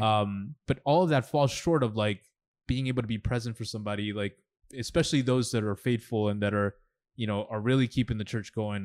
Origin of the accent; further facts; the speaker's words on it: New York, United States; also born or lived in Los Angeles, California / El Salvador; growing up in New York, I mean, I, I fell in love with, like, with hip hop and rap